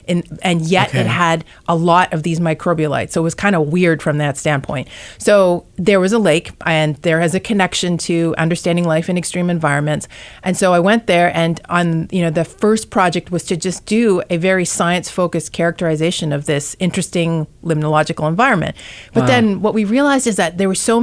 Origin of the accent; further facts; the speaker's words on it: Alberta, Canada; moved away as an adult; now in Silicon Valley, United States; I grew up in Alberta.